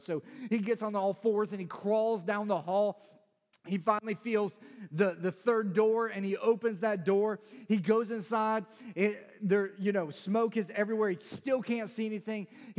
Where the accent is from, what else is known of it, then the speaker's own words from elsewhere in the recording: Chicago, Illinois, United States; I'm originally from the Chicagoland area, even though I sound like I'm from South Carolina. The South Side of Chicago is pretty rough.